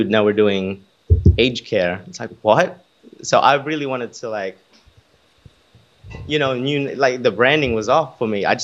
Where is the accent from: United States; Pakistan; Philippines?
Philippines; some people will literally sign up to be a client because we're Filipino